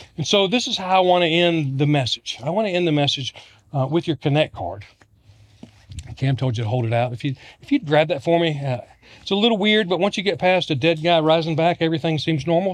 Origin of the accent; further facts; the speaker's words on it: Virginia, United States; I'm from Virginia. I'm a Georgia Bulldog fan, but I grew up in Virginia